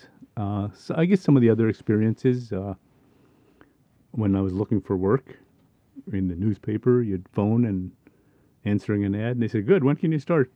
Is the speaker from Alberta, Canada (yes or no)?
yes; Edmonton, Alberta, Canada; also born or lived in Paddle Prairie, Alberta; I was about 8 years old when we went to Edmonton. And life became different there. Living in a city is different from the country. And so I was raised in Edmonton